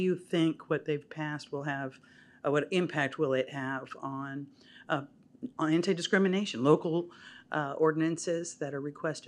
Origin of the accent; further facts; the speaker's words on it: Waco, Texas, United States; from Waco, Texas.